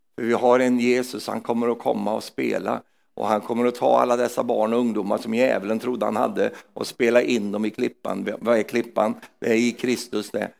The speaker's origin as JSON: {"language": "Swedish", "country": "Sweden", "said": "jag är svensk"}